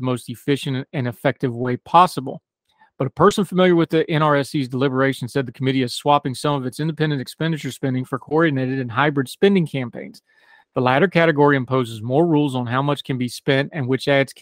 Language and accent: English; West Virginia, United States; also born or lived in Germany; my home state, West Virginia